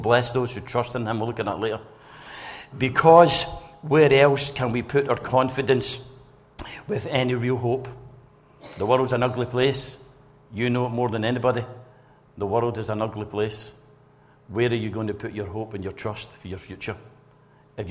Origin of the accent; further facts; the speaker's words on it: Blantyre, Scotland, United Kingdom; I came from Blantyre